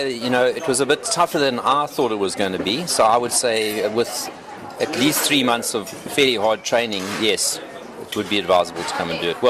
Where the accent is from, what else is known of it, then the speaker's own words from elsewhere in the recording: Pietermaritzburg, KwaZulu-Natal, South Africa; I'm from Pietermaritzburg.